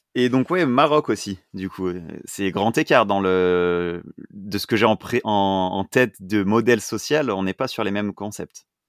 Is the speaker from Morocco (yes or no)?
no; France; nous, en tant que français, l'anglais, c'était la LV1